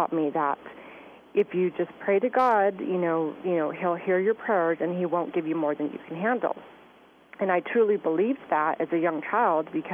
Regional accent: Southern California, United States; I grew up in Southern California

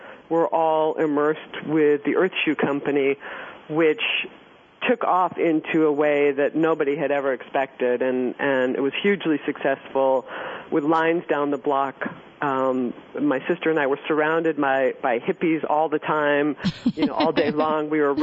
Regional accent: New York City, New York, United States; I grew up in on 17th Street, East 17th Street, between Irving and Park in New York City

